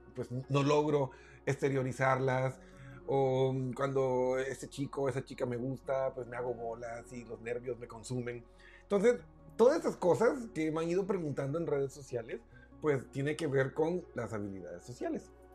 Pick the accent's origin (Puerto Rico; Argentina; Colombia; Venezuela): Colombia; en mi tierra Colombia